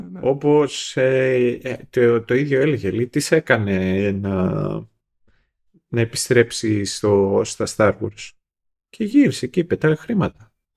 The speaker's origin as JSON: {"language": "Greek", "country": "Greece", "said": "εμείς ως Έλληνες"}